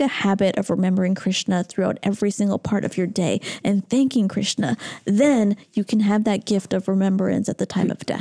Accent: Toronto, Ontario, Canada; Toronto, my hometown

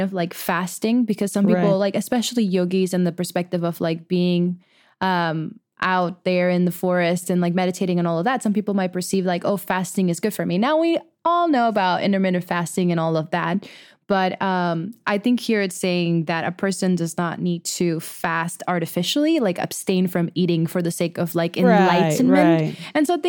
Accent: Venezuela; Well, I at least I grew up in Venezuela, so it's very, very much a meat eating country as well.

